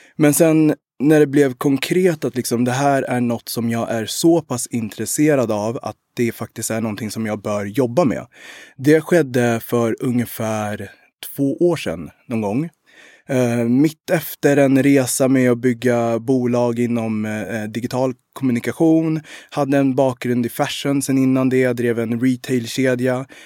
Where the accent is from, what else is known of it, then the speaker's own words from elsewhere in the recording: Sweden; also born or lived in Rwanda / Uganda; min mor kom till Sverige i maj 91 och jag föddes den 9 maj. 91.